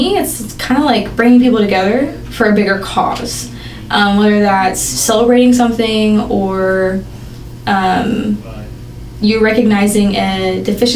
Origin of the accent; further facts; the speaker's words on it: Bentonville, Arkansas, United States; I grew up around the area of Northwest Arkansas my entire life. Graduated from Bentonville High School